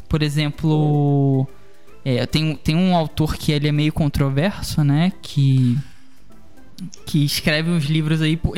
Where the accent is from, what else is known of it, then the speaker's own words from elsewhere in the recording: Rio de Janeiro, Brazil; É, eu sou do Rio de Janeiro, né? E o Brasil vive, vive uma guerra civil, né, cara?